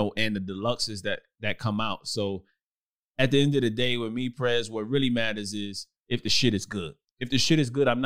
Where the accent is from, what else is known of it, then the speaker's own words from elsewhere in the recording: Brooklyn, New York, United States; moved away as an adult; I lived in Brooklyn, New York coming up. I left at 18.